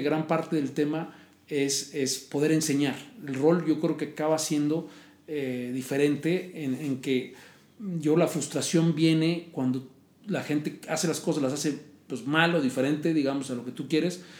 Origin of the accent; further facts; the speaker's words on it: Mexico; moved away as an adult; also born or lived in London, United Kingdom / United States; yo soy de México